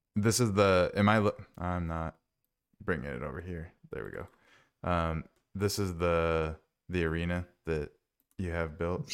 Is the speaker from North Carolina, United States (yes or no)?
no; Minnesota, United States; I grew up in Minnesota